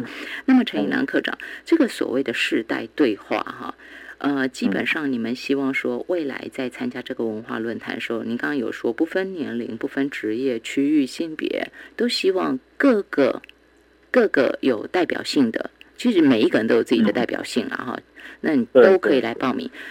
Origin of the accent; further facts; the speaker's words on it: Yilan County, Taiwan; 有关系，只要我们是宜兰人，好。